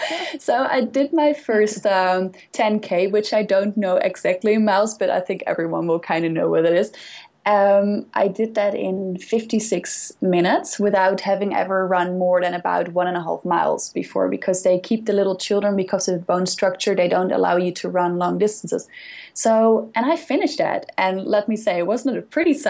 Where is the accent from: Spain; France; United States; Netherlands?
Netherlands; English is a second language; moved away; I'm from the Netherlands, and we are very, very active people. Basically, we bike everywhere